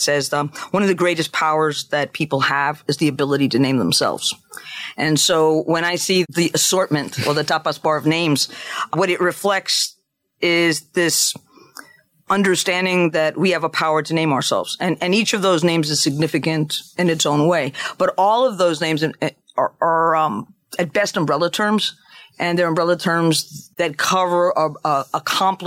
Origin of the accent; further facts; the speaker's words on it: New York City, New York, United States; first language Spanish; English is a second language; moved away as an adult; also born or lived in Chicago; now in Washington, D.C., United States; I'm a Latino theologian, born and raised in the Bronx, New York